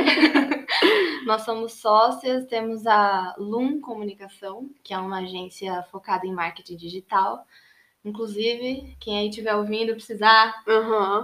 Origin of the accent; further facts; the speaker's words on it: Jundiaí, São Paulo, Brazil; moved away as an adult; now in São Paulo, Brazil; nasci em Jundiaí, no interior de São Paulo, cresci lá